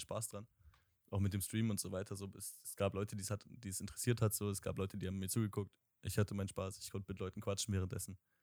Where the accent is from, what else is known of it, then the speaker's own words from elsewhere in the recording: Bremen, Germany; ich komme aus Bremen tatsächlich, also Nähe Bremen